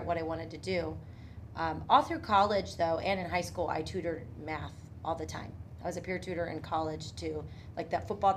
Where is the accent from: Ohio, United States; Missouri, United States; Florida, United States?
Ohio, United States; Tallmadge; also born or lived in Portage Lakes; I grew up in Talmadge